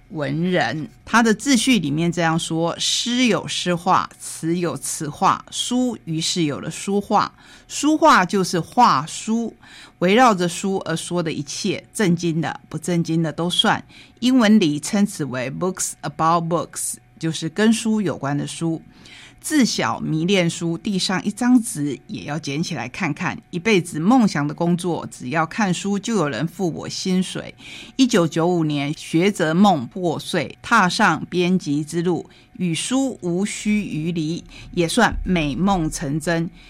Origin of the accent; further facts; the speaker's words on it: Taitung County, Taiwan; 我们台东人